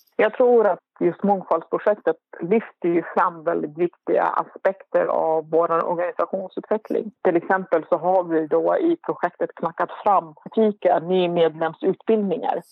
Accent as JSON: {"language": "Swedish", "country": "Iraq", "moved": "yes", "lives_now": "Sweden", "said": "vi då som var irakier"}